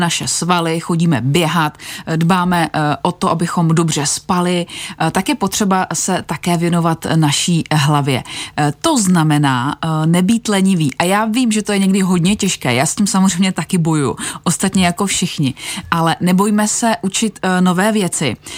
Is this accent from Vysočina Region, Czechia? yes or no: yes; Vysočina Region, Czechia; u nás na Vysočině